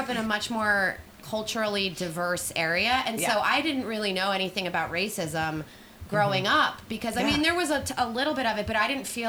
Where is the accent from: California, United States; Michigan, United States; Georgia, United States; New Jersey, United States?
New Jersey, United States; moved away; I'm from New Jersey